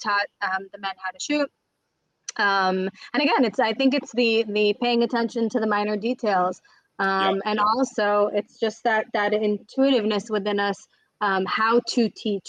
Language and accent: English; United States; moved away as an adult; also born or lived in Israel; I grew up in the States